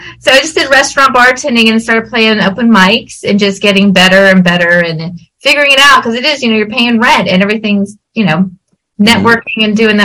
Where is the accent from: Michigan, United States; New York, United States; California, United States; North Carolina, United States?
North Carolina, United States; Charlotte; moved away as an adult; now in Los Angeles, United States; I was from Charlotte. I grew up with them